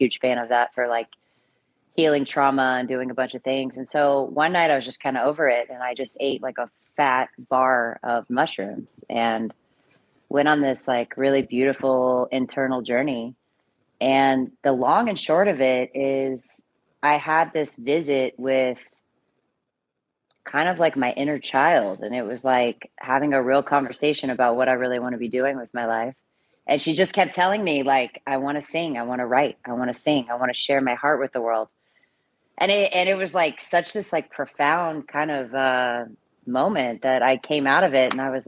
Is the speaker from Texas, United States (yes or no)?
yes; Austin, Texas, United States; now in New York, United States; Yeah. Or so what New York? I did my undergrad at UT in Austin. I did radio, television, film, and I started doing films in Austin, kind of, you know, indies and short films